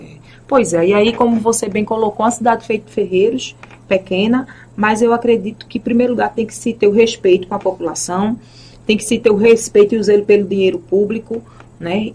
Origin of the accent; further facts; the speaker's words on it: Timbaúba, Pernambuco, Brazil; somos da cidade de Timbaúba